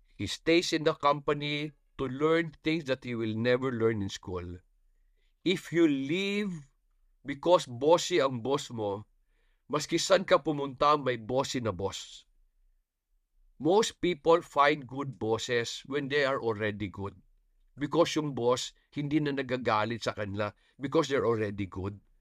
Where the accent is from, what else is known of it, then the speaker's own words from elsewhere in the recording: Bukidnon, Northern Mindanao, Philippines; I come from Bukidnon.